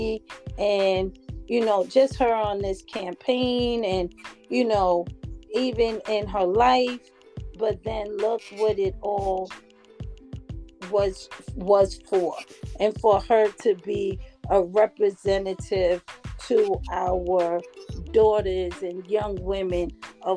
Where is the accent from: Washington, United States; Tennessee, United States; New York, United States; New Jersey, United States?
New York, United States; New York City; I'm from the Bronx